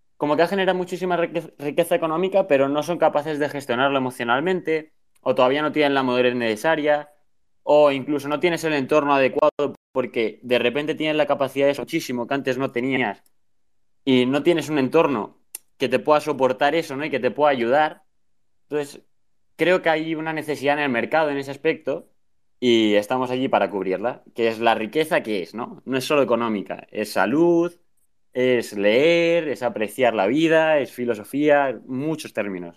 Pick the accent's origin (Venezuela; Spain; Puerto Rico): Spain; soy de España